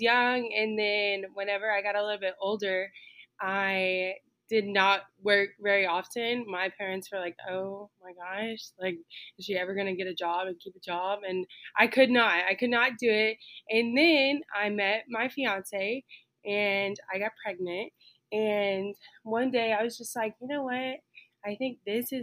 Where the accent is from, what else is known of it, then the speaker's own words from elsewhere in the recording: Stephenville, Texas, United States; I am from Stephenville, Texas, and I currently still live in Stephenville, Texas. I have lived here for my entire life